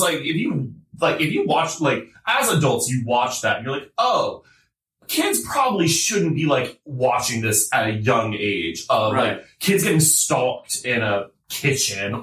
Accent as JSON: {"language": "English", "town": "Summerville", "region": "South Carolina", "country": "United States", "tie": "born or raised there", "said": "growing up in Summerville, South Carolina"}